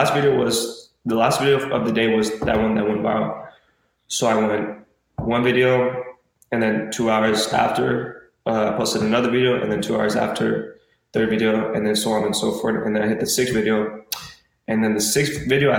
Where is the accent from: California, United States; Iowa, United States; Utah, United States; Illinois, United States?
California, United States; Arcadia; I was born in the race in Arcadia. My whole life I was growing up there